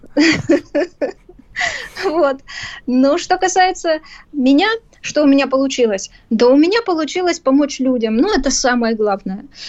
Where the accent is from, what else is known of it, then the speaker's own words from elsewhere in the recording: Ukraine; Я действительно украинка, и в паспорте так написано.